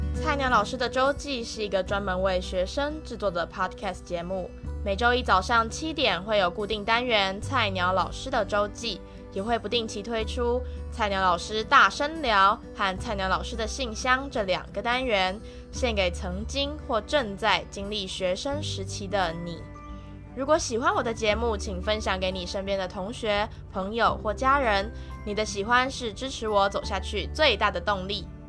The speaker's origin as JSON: {"language": "Chinese", "region": "Taipei", "country": "Taiwan", "tie": "born or raised there", "moved": "yes", "said": "我小时候住在台北的时候常常会，呃，去的一家，算是早餐店吧"}